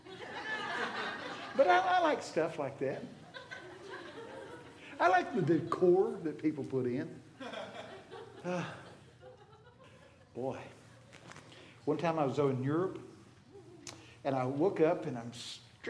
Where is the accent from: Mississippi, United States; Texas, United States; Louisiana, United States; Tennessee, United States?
Texas, United States; I'm from Texas.